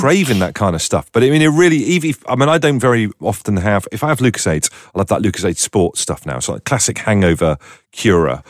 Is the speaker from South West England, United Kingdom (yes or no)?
yes; Torquay, South West England, United Kingdom; Torquay, which is, you know, it's a nice seaside and everything. It's where I grew up.